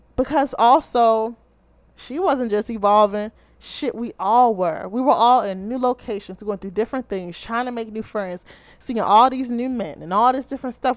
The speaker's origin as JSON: {"language": "English", "town": "Baltimore", "region": "Maryland", "country": "United States"}